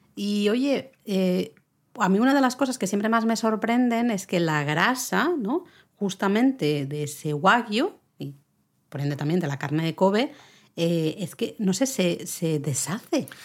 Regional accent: Catalonia, Spain; yo soy catalana

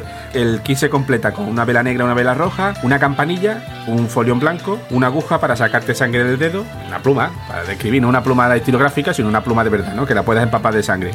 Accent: Rociana del Condado, Andalusia, Spain; en mi pueblo, en Rociana del Condado, provincia de Huelva

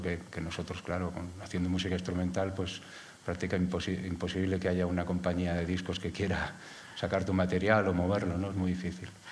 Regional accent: Madrid, Community of Madrid, Spain; now in Galapagar, Spain; no soy madrileño, ahora soy de Galapagar.

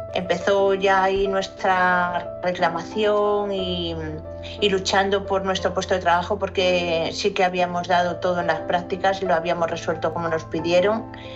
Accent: León, Castile and León, Spain; now in Valencia, Spain; me voy a León, que es mi tierra

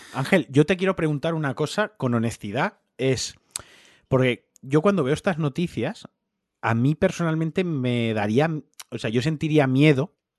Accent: Spain; Aquí en el año 1479 ya éramos españoles. O sea, llevamos siendo españoles más de 300 años

